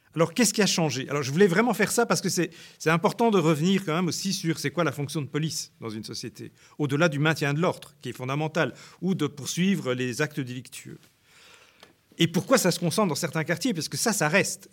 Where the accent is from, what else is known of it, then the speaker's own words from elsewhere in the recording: Brussels, Brussels-Capital Region, Belgium; moi j'ai grandi à Bruxelles